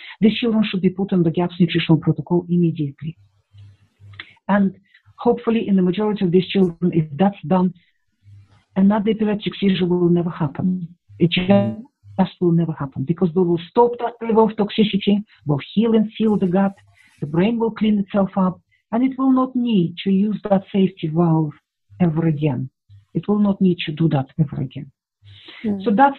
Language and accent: English; Russia; And at that time, I grew up in the Soviet Union. There were Russians.